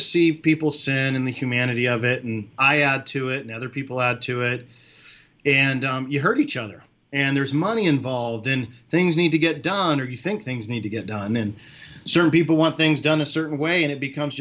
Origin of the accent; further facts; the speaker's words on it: California, United States; moved away; also born or lived in Florida; I'm from California